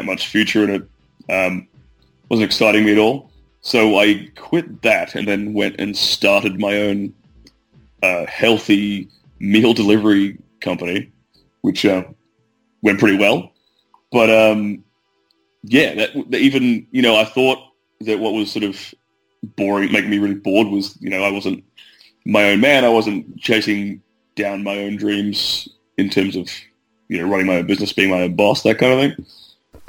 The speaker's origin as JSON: {"language": "English", "region": "Western Australia", "country": "Australia", "tie": "born or raised there", "said": "Originally, I'm from a very small country town in Western Australia."}